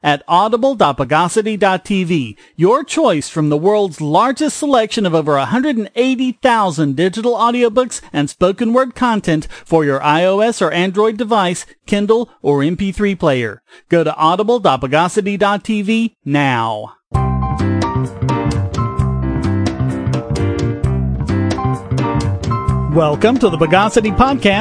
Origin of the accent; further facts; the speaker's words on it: North Carolina, United States; my home state of North Carolina, actually about an hour from me up in Asheville